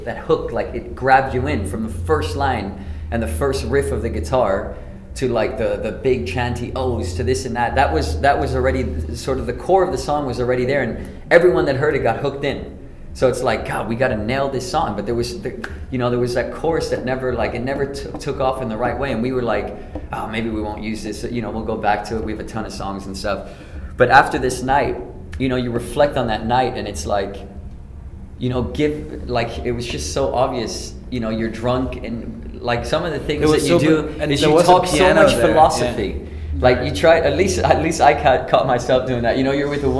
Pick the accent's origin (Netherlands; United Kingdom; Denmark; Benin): Denmark; moved away; we're from Denmark